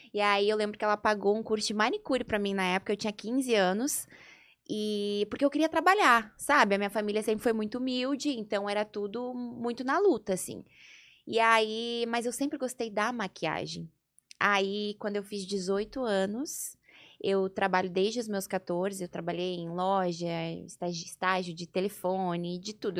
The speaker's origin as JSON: {"language": "Portuguese", "town": "Porto Alegre", "region": "Rio Grande do Sul", "country": "Brazil", "also_born_or_lived": "Gravataí / Rio de Janeiro", "moved": "as an adult", "lives_now": "São Paulo, Brazil", "said": "E eu sou do sul, eu sou gaúcha de Porto Alegre"}